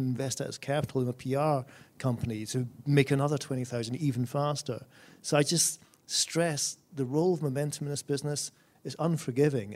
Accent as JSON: {"language": "English", "region": "Scotland", "country": "United Kingdom", "said": "my home country of Scotland"}